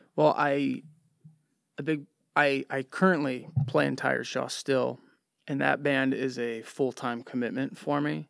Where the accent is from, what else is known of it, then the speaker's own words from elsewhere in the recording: Livonia, Michigan, United States; also born or lived in Westland, Michigan; Born and raised in Livonia, Michigan